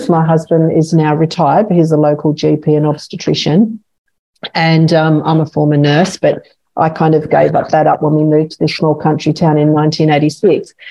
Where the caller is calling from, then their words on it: New South Wales, Australia; And can I just say I'm tuning in from Worimi and Biripi First Nations country. Sovereignty was never ceded.